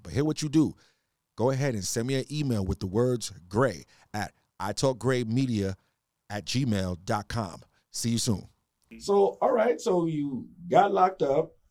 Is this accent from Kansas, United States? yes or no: no; New York City, New York, United States; I'm from New York originally. 718